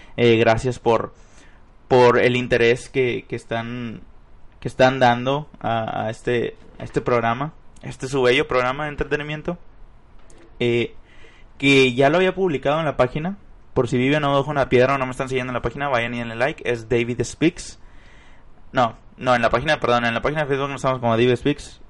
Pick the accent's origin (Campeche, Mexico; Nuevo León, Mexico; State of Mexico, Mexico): Nuevo León, Mexico; Monterrey; en Monterrey, Nuevo León, para ser exactos, de donde soy originario